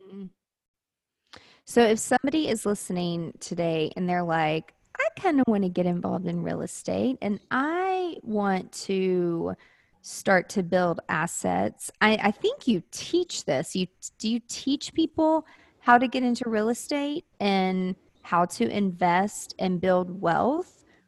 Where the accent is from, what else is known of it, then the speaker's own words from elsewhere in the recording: Mount Juliet, Tennessee, United States; I grew up in Mount Juliet